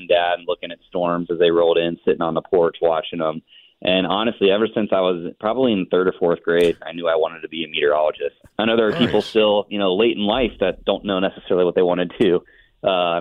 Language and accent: English; Cincinnati, Ohio, United States; born or raised there